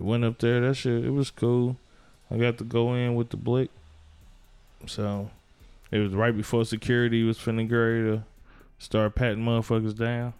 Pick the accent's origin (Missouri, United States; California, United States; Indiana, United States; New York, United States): Indiana, United States; Gary; I'm from Gary